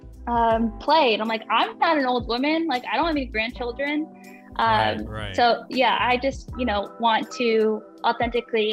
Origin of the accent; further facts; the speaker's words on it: Pennsylvania, United States; also born or lived in New Jersey; I grew up in Pennsylvania